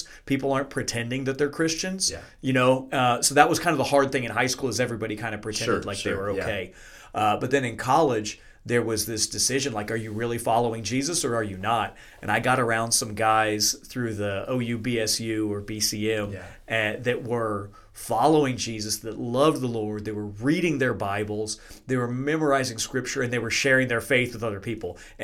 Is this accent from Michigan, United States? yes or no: no; Norman, Oklahoma, United States; moved away as an adult; also born or lived in Colombia; I grew up mostly in Norman, Oklahoma